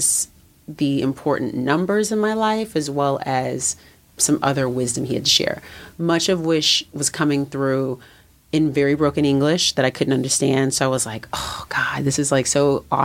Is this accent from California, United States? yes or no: yes; California, United States; moved away as an adult; also born or lived in New York; I was in New York and I'm from California